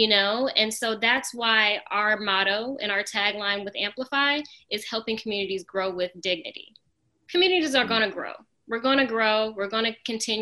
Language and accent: English; Charlotte, North Carolina, United States; also born or lived in Norfolk, Virginia; we all moved down to Charlotte when my brother and I were in elementary school. And my mom works in healthcare, so she felt like Charlotte was a great place to start over. And so we moved down to Charlotte, and, you know, I grew up here